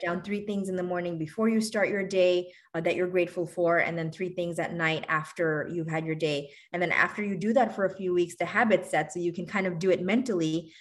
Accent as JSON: {"language": "English", "town": "New York City", "region": "New York", "country": "United States", "tie": "born or raised there", "also_born_or_lived": "Bangladesh", "said": "I'm originally from Bangladesh. I grew up in New York City"}